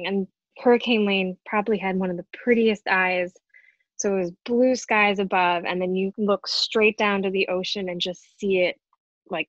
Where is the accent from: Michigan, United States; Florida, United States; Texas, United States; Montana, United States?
Michigan, United States; outside Detroit; moved away; I grew up in Michigan, so I didn't even really know anything about hurricanes growing up outside Detroit